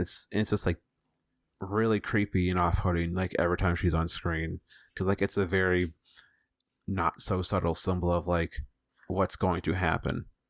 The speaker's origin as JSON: {"language": "English", "country": "United States"}